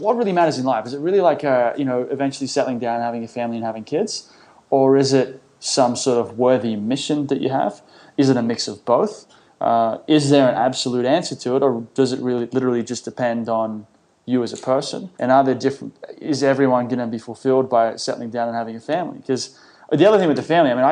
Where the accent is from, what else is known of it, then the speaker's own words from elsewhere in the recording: Sydney, New South Wales, Australia; I grew up in Sydney, went to a selective school, a smart school